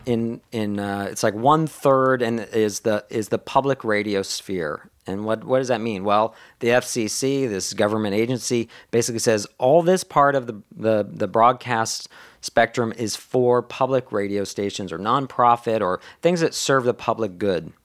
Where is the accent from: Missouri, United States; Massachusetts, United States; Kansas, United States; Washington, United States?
Massachusetts, United States; Boston; I went to high school in the Boston area.